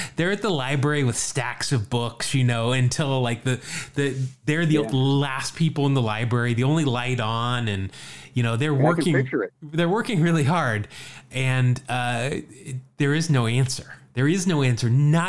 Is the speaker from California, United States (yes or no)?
yes; California, United States; who was the last player to play for all five teams located in my home state of California?